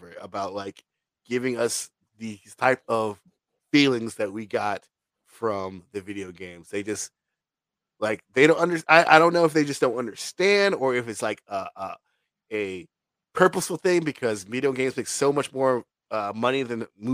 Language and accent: English; Virginia, United States; I'm from Virginia. That shit is South